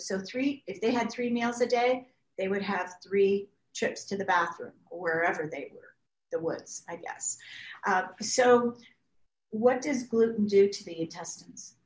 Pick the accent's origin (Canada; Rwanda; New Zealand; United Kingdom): Canada; moved away; I grew up in Canada where wheat used to grow three feet high